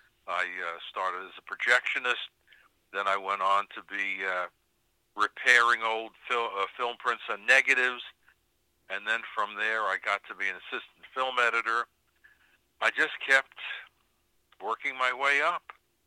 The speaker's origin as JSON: {"language": "English", "town": "New York City", "region": "New York", "country": "United States", "tie": "born or raised there", "said": "I was born in New York City and grew up there, and went to the City College of New York Institute of Film Techniques."}